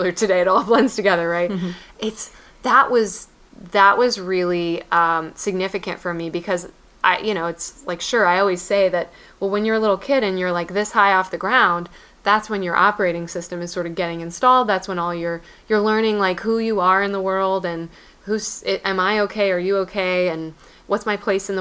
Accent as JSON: {"language": "English", "region": "Texas", "country": "United States", "tie": "born or raised there", "also_born_or_lived": "Tennessee", "said": "my hometown of Texas probably has zero, or hometown in Texas"}